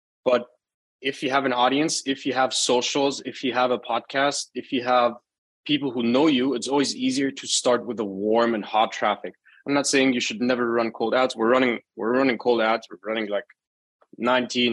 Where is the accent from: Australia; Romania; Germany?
Germany; I was born and raised in Germany, lived all my life in Germany